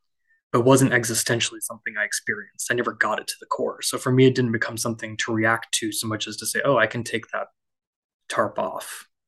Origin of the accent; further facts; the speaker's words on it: India; of no, my faith shouldn't take me away from being Indian.